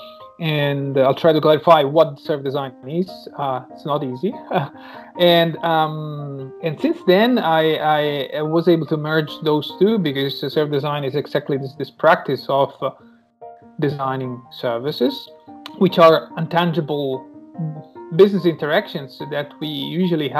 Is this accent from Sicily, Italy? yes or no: yes; Sicily, Italy; moved away as an adult; now in Germany; I was born and raised in Italy, and in the my hometown in Sicily.